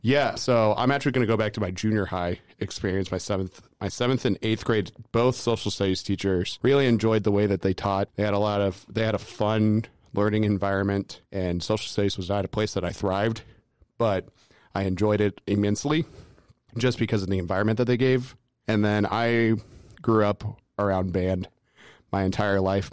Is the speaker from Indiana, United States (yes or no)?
yes; Lafayette, Indiana, United States; I grew up in Lafayette, Indiana